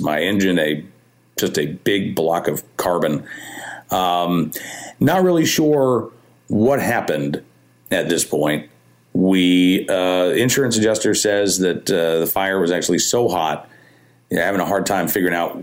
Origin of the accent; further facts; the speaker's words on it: Oklahoma, United States; now in Central Virginia, United States; I grew up in Oklahoma